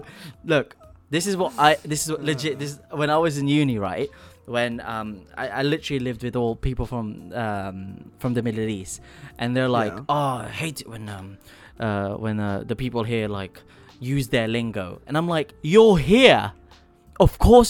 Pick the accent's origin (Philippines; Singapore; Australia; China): Philippines; now in England; I'm Filipino.